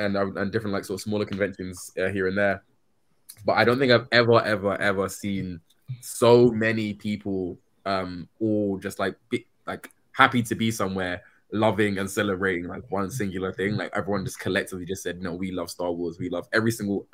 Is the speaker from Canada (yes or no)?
no; London, United Kingdom; my hometown of London, England